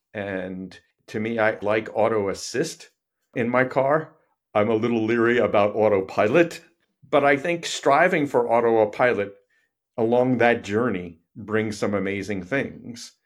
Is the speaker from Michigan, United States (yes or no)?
no; New York City, New York, United States; I grew up in New York City